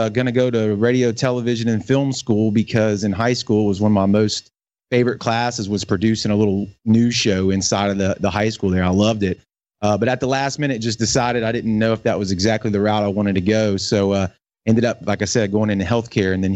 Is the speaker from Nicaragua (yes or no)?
no; St. Martin, Mississippi, United States; Born and raised right there. Lived here my whole entire life outside of, you know, moving away for school.